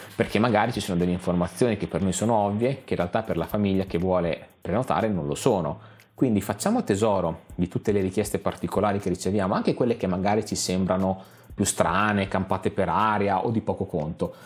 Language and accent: Italian; San Marino; noi, sapete, siamo di San Marino